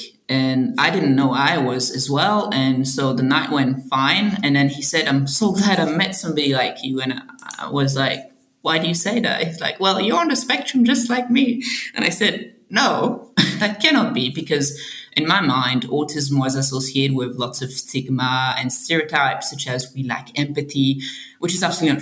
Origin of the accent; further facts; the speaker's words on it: Belgium; moved away as an adult; also born or lived in Australia; now in Sydney, Australia; I'm originally from Belgium